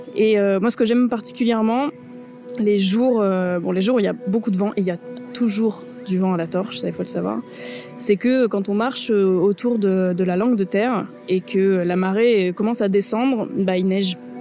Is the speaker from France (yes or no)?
yes; Toulon, Provence-Alpes-Côte d'Azur, France; now in Brittany, France; je suis née à Toulon, dans le Var